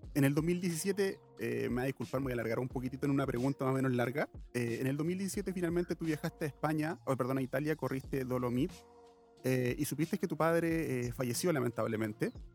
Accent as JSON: {"language": "Spanish", "country": "Chile", "said": "yo soy chileno"}